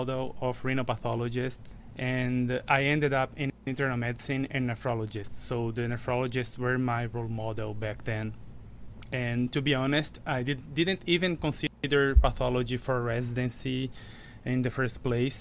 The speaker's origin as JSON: {"language": "English", "region": "Rio Grande do Norte", "country": "Brazil", "tie": "born or raised there", "also_born_or_lived": "São Paulo, Brazil", "moved": "as an adult", "lives_now": "Chicago, United States", "said": "I am a Brazilian MD. I graduated from Universidade Federal do Rio Grande do Norte in my hometown"}